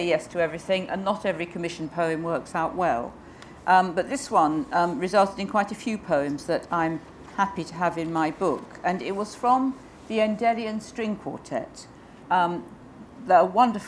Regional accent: England, United Kingdom; I am English

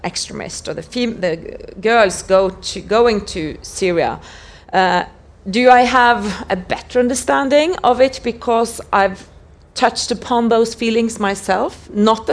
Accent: Norway; I grew up in Norway

